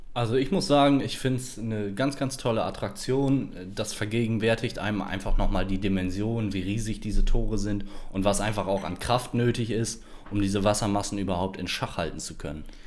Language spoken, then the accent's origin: German; Esens, Lower Saxony, Germany; Ich bin geboren und aufgewachsen in Esens